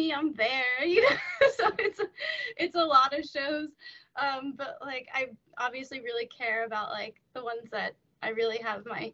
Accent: East Coast, United States; moved away; I'm from the East Coast

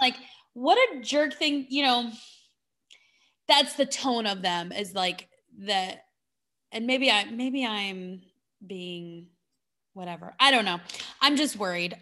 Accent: California, United States; now in Phoenix, United States; I'm from California

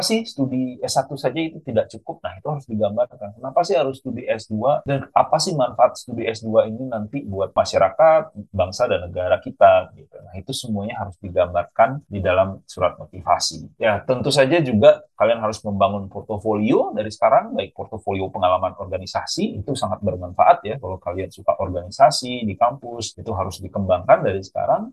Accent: Bali, Indonesia; moved away as an adult; also born or lived in Jakarta, Indonesia; now in Queensland, Australia; saya dari Bali

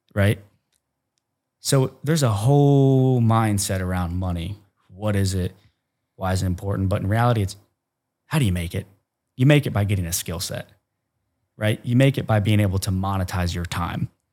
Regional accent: Ohio, United States; I'm from Cornfield, Ohio

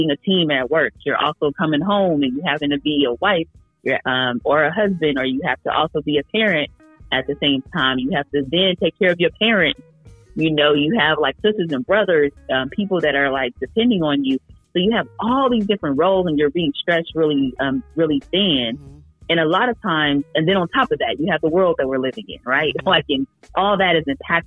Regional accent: Oakland, California, United States; I grew up in Oakland

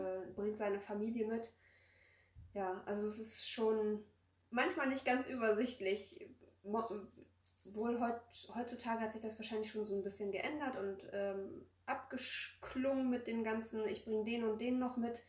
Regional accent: Poland; now in Germany; wir kommen aus Polen

